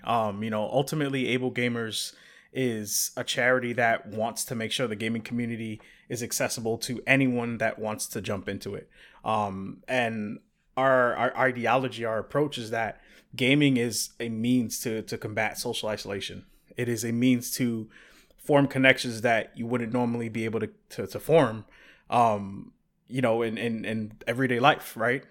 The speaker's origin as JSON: {"language": "English", "region": "New York", "country": "United States", "said": "I'm originally from New York"}